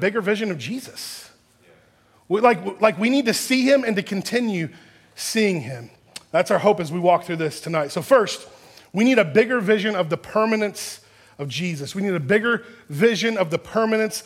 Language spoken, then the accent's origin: English; Texas, United States; I grew up in Texas